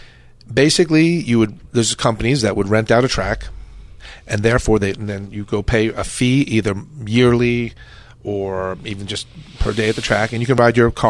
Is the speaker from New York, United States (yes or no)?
yes; New York City, New York, United States; I'm from New York. I'm from Brooklyn, New York.